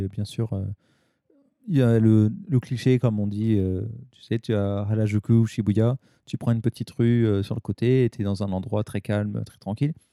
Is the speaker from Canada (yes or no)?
no; Paris, Île-de-France, France; now in Japan; j'étais de Paris